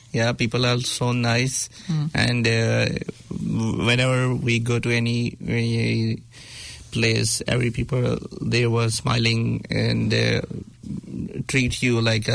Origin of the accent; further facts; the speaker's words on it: Pakistan; moved away as an adult; also born or lived in Thailand; now in New Zealand; I am originally from Pakistan.